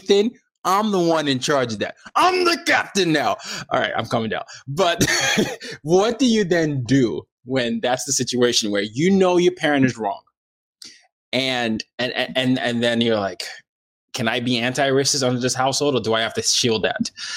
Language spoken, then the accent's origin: English; Nigeria; I grew up in a dictatorship